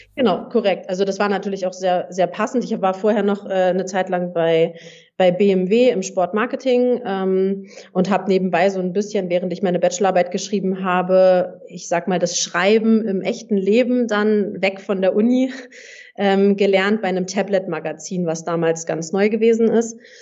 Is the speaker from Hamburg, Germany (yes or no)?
yes; Hamburg, Germany; moved away as an adult; also born or lived in southern Germany; ich komme ursprünglich aus Hamburg und habe in Hamburg gespielt, habe da auch mein Abitur gemacht